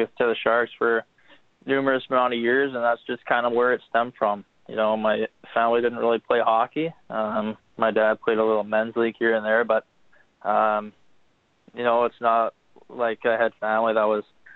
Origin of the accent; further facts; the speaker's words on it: Bay Area, Northern California, United States; growing up in Northern California, the Bay Area